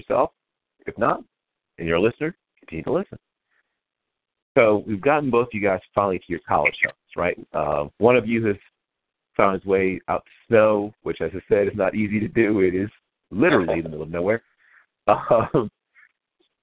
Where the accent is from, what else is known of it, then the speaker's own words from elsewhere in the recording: Philadelphia, Pennsylvania, United States; I was born in Philadelphia